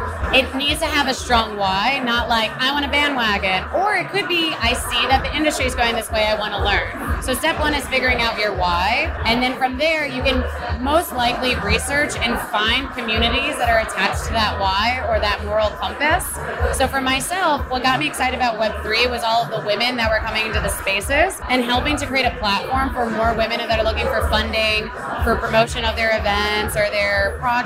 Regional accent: New York City, New York, United States; I'm from New York

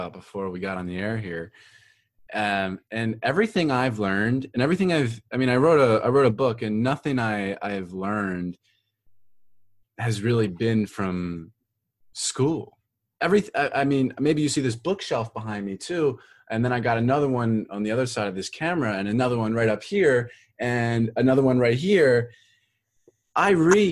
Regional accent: Philadelphia, Pennsylvania, United States; moved away; also born or lived in Florida; I'm from Philadelphia

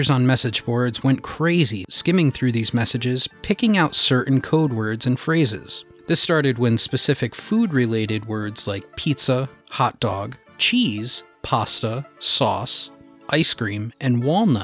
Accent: New England, United States; accent: New England; all three of us are from New England

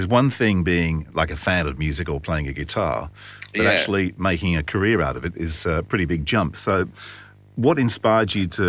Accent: Cheshunt, East of England, United Kingdom; I grew up in Cheshunt.

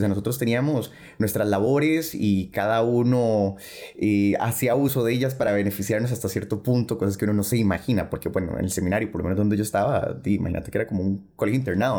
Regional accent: Costa Rica

